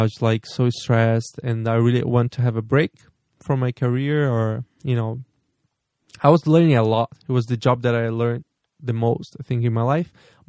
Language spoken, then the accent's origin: English; South Region, Brazil; English is a second language; moved away as an adult; now in Poland; like from my hometown, Brazil